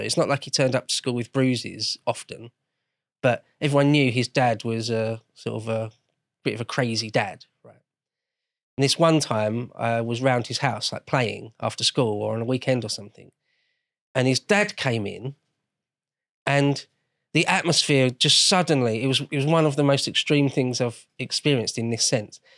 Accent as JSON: {"language": "English", "region": "London", "country": "United Kingdom", "tie": "born or raised there", "said": "I grew up in London, or great, greater London anyway"}